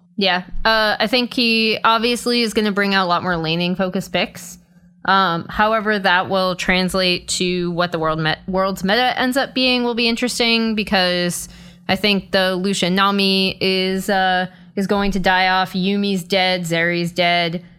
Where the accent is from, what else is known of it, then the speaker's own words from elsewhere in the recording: Boston, Massachusetts, United States; now in Los Angeles, United States; I'm from Boston